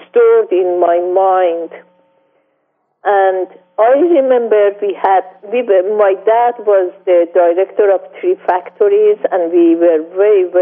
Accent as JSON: {"language": "English", "town": "Mashhad", "region": "Razavi Khorasan", "country": "Iran", "tie": "born or raised there", "second_language": "English", "moved": "as an adult", "said": "I was born on 1938 in Mashhad in Iran"}